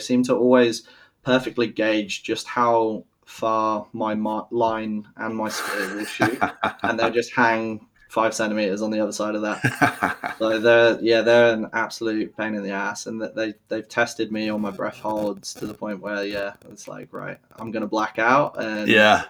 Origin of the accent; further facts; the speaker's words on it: Malmesbury, South West England, United Kingdom; born there; also born or lived in Germany; So I was born in the UK. And then shortly after I was born in Malmesbury, which is like a landlocked county of England. We moved to Germany because my dad's in the British Army.